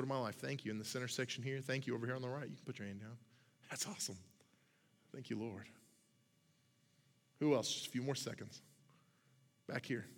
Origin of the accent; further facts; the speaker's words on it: Oklahoma, United States; I'm from Oklahoma. We eat things out of ditches in Oklahoma